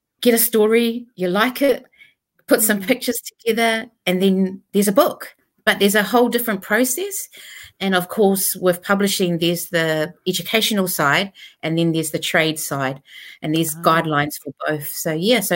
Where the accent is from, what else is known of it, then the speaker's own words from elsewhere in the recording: Auckland, New Zealand; moved away as an adult; also born or lived in Tonga; now in Wellington, New Zealand; migrated to New Zealand when I was really young, around 3 years old. Migrated to New Zealand, Auckland. So I grew up in Auckland, in central Auckland